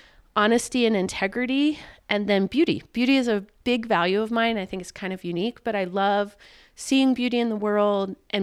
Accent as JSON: {"language": "English", "region": "the South", "country": "United States", "tie": "born or raised there", "said": "it's been a long life for me as a Jew. I grew up in the South in an area where I didn't live in a culturally Jewish community."}